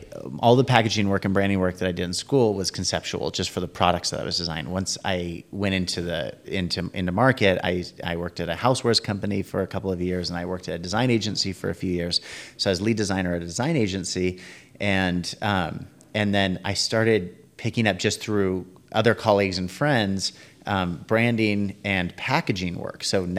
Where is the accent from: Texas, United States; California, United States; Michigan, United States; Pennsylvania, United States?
California, United States; San Francisco; And so I grew up in San Francisco area and we would go down and visit them